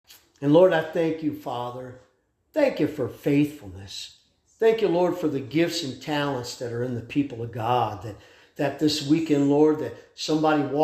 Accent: United States; as an American

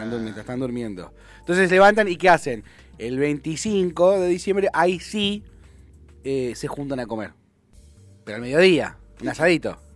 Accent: Béccar, Buenos Aires Province, Argentina; Yo nací en Becar, viví en la calle.

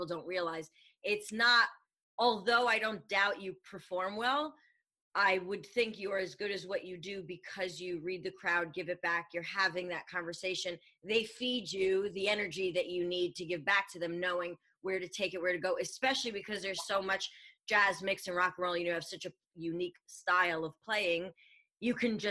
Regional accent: New York, United States; I'm a New Yorker

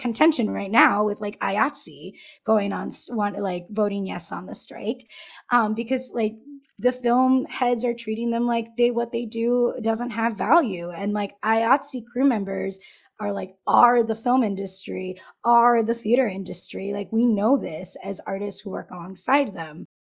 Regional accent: Southern California, United States; first language Spanish; English is a second language; moved away; I grew up in Southern California

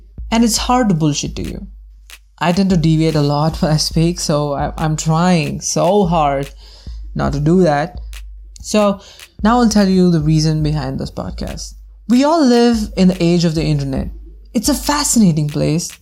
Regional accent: Bangalore, Karnataka, India; I am from India, specifically from Bangalore

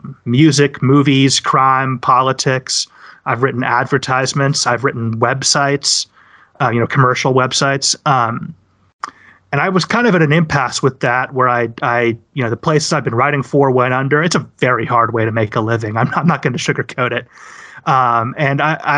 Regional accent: the West of the United States, United States; I grew up in the West of the United States

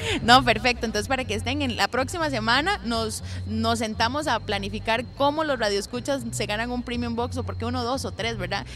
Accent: Costa Rica

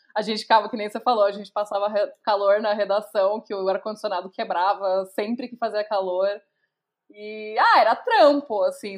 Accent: São Paulo, Brazil; eu sou nascida e criada em São Paulo, especificamente em Santa Amaro.

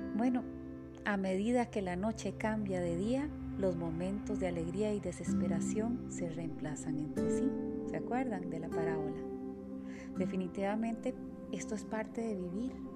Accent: San Rafael, San José, Costa Rica; Soy de Coronado, San Rafael.

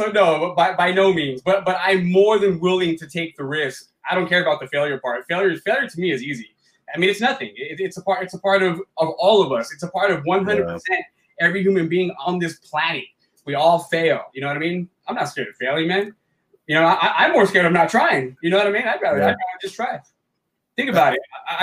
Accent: Alhambra, California, United States; also born or lived in Rock Springs, Wyoming / City Terrace, Los Angeles; I was born in California, but when I was really young, we moved to Wyoming for a while

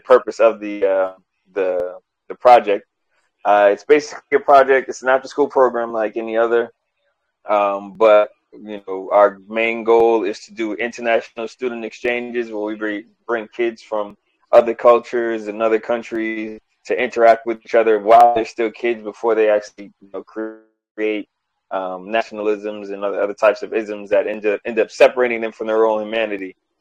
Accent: New York, United States; growing up in New York

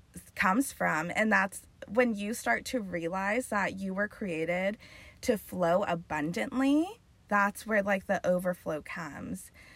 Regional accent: Carlsbad, California, United States; born and raised in Carlsbad

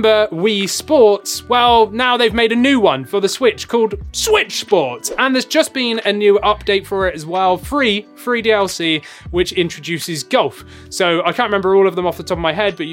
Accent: England, United Kingdom; I'm English

